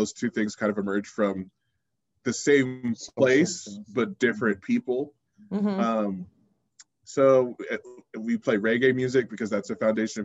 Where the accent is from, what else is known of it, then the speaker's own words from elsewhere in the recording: Bay Area, California, United States; now in Reno, United States; I'm from the Bay Area